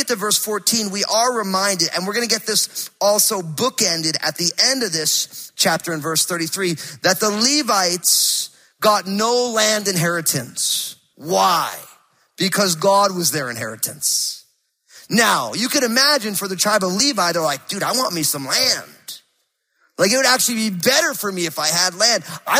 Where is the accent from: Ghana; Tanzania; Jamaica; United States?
United States; East Coast; now in Pacific Northwest, United States; but I'm a transplant from the East Coast, so I'm all screwed up, you know?